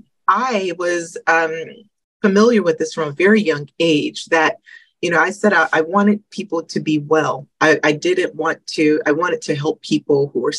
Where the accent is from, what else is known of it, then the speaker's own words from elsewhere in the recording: Georgia, United States; moved away as an adult; also born or lived in Detroit, Michigan / South Carolina; I was born in Michigan, Detroit, Michigan. And then my family moved when I was fairly young to Georgia. So I spent, you know, some of my life in Georgia